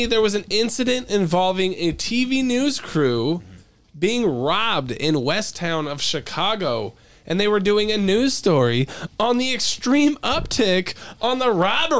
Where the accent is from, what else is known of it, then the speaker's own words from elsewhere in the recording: Belarus; English is a second language; You could go to Africa or my home country, Belarus, right now with a press pass.